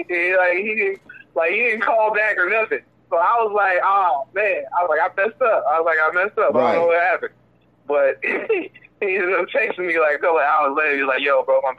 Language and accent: English; Tennessee, United States; I'm from Tennessee